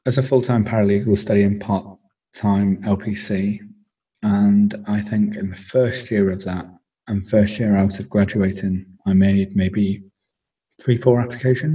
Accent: Wigan, North West England, United Kingdom; moved away as an adult; also born or lived in Bangor / Cardiff; I am originally from Wigan in the Northwest.

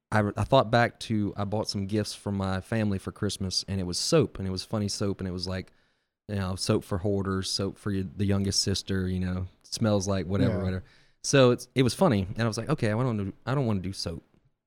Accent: Bay St. Louis, Mississippi, United States; Yeah, I'm from Bay St. Louis.

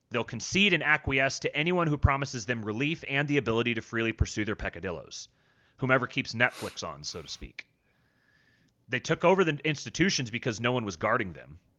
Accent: Seattle, Washington, United States; also born or lived in Los Angeles; and I'm from Seattle and L.A. and those are the the the fan groups that I'm around.

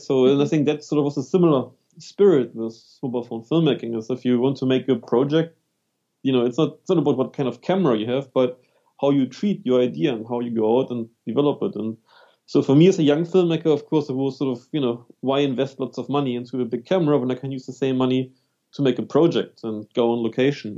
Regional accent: Germany; moved away; also born or lived in London / New Zealand; I'm actually from Germany, but then I lived for 10 right. years in London. After 10 years in London, I moved to for seven years to New Zealand.

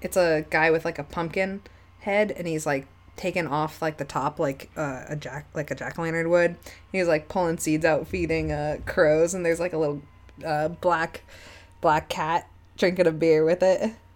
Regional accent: Spofford, New Hampshire, United States; I grew up in the Keene area.

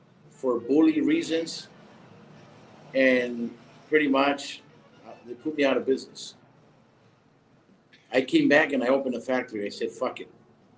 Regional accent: West Coast, United States; Because I'm from the West Coast. I'm an American, and I got to come back to the market.

